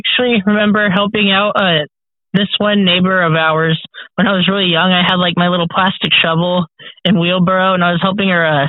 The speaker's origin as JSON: {"language": "English", "town": "Vancouver", "region": "Washington", "country": "United States", "tie": "born or raised there", "also_born_or_lived": "Olympia, Washington", "said": "I was born in Vancouver, Washington."}